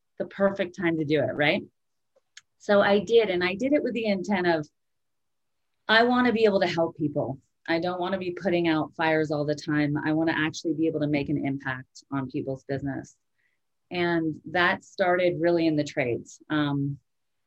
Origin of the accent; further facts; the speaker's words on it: Vermont, United States; I grew up in Vermont. I was born and raised in a small ski town